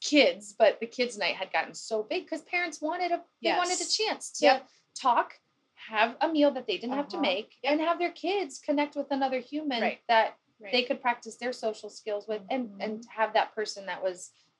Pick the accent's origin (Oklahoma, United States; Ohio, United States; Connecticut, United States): Ohio, United States; Dayton